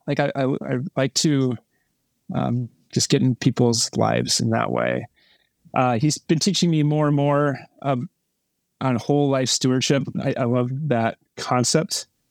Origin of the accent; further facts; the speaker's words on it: Burnsville, Minnesota, United States; I grew up in, uh, Minnesota, Burnsville, Minnesota. It's a suburb of Minneapolis.